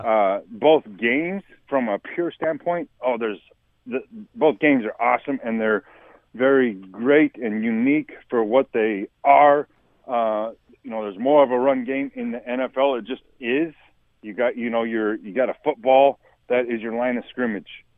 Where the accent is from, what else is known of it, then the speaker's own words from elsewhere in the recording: Wyoming, United States; growing up in Wyoming